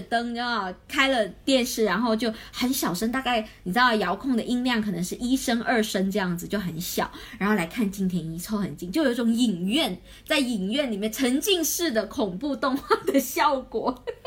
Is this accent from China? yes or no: yes; Guangdong, China; 我潮汕人